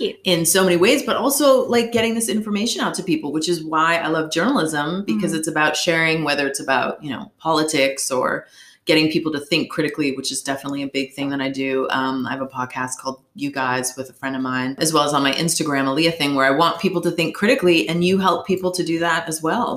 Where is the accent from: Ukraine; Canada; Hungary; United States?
United States; Boston, Massachusetts; moved away as an adult; also born or lived in New York / Los Angeles; I'm from Boston, Massachusetts originally, lived in New York, worked at NBC News